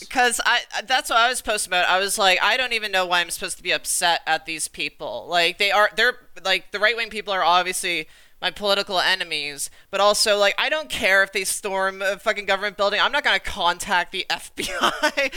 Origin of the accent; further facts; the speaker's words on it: Canada; I'm Canadian